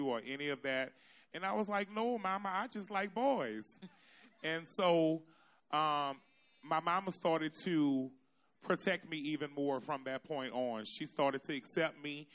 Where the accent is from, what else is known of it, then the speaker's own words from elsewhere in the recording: New Orleans, Louisiana, United States; I'm born and from the Third Ward. I grew up on Josephine Street